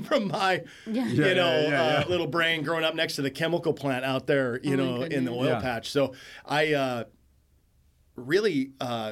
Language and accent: English; Nikiski, Alaska, United States; I grew up in a little town called Nikiski here in South Central AK.